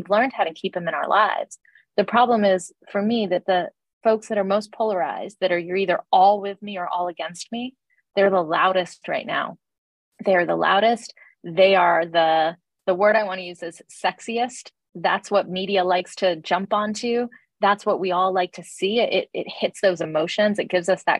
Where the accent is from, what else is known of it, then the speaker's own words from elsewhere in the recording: Atlanta, Georgia, United States; I grew up in Atlanta in the South in the 80s and 90s, very much a black and white town